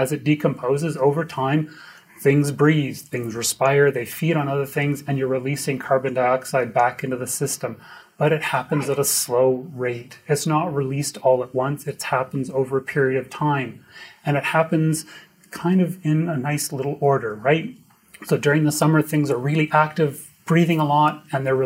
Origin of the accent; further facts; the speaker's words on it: Edmonton, Alberta, Canada; I'm from Edmonton